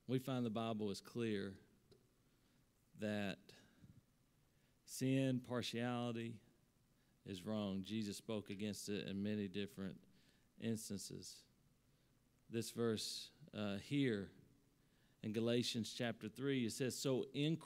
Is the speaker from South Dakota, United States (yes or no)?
no; Salyersville, Kentucky, United States; also born or lived in Columbus, Ohio; I grew up in Sarrysville, Kentucky, primarily a white community